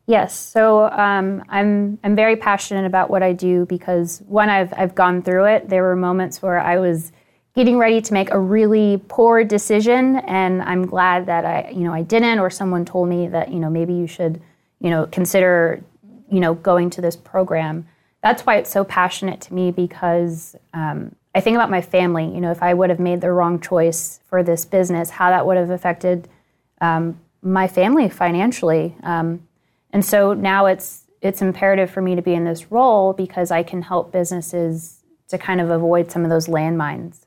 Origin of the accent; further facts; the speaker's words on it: Northern Virginia, United States; I grew up in Northern Virginia